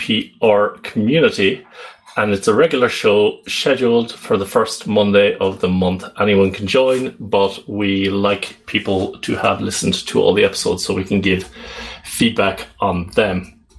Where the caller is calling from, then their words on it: Netherlands; I'm calling in from the Netherlands.